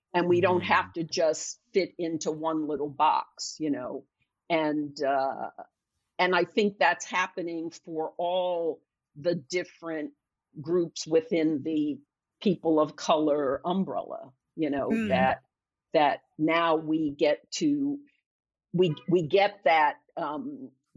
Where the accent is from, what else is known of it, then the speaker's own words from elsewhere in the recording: Philadelphia, Pennsylvania, United States; moved away as an adult; I'm from Philadelphia, and I went back to Philly and worked as a waitress